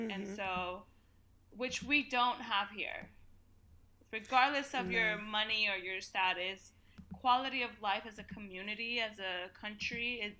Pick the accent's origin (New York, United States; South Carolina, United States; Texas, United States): New York, United States; Bronx; the French will love that I'm from the Bronx.